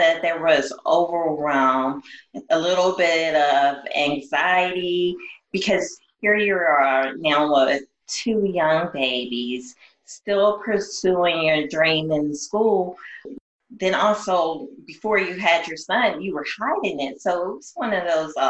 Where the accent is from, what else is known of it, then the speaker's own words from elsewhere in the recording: East Coast, United States; I'm an East Coast girl